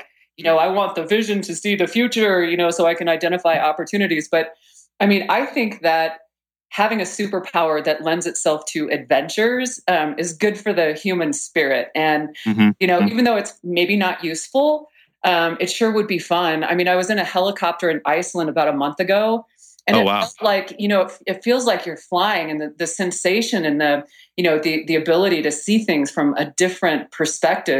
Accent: Texas, United States; moved away; also born or lived in Boulder, Colorado; I was born in Texas and went to school in Boulder and, of course, never went back to Texas

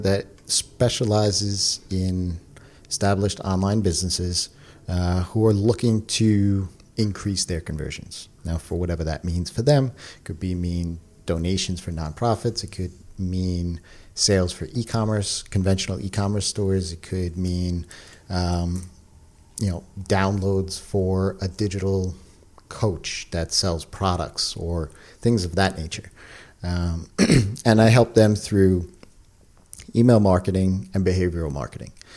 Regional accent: New York, United States; also born or lived in Long Island; I am a New Yorker, so I'm living in New York. I've lived in New York my whole entire life

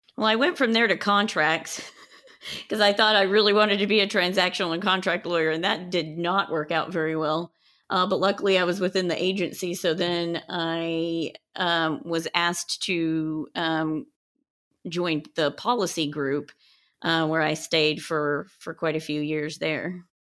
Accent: West Texas, United States; also born or lived in Colorado / Houston; I am originally from Colorado, but I grew up in West Texas

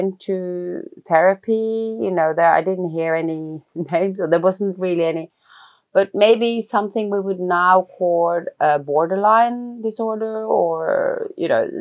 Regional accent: Oslo, Norway; So I grew up in Oslo, in Norway.

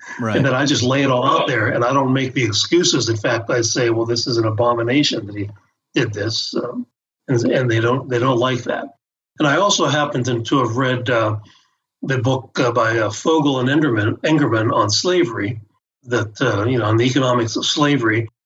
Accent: Pennsylvania, United States; I was born and raised in Pennsylvania, halfway between Pittsburgh and Erie

